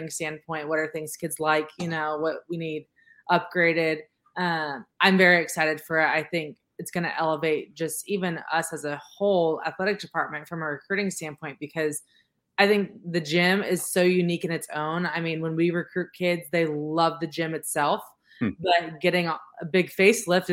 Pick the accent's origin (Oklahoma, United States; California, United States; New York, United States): California, United States; moved away as an adult; now in Richmond, United States; I'm from California, and when I moved to Richmond, I was like, this is such a small town, but I love it